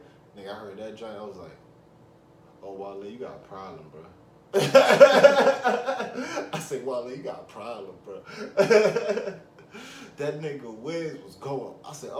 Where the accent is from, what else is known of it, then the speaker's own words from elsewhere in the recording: Pittsburgh, Pennsylvania, United States; My man Josh, you called … because I'm from Pittsburgh.